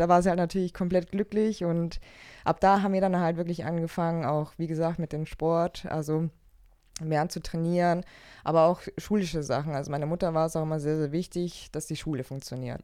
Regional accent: Allgäu, Bavaria, Germany; now in Leverkusen, Germany; ich komme ja aus dem Allgäu, also ich bin im, Au ja. im Allgäu aufgewachsen

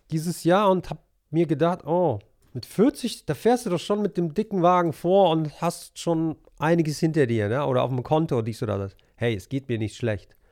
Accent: Monheim am Rhein, North Rhine-Westphalia, Germany; moved away as an adult; also born or lived in Helsinki, Finland / Poland; ich bin äh, in Monheim groß geworden. Mhm. Ich bin hier aufgewachsen.

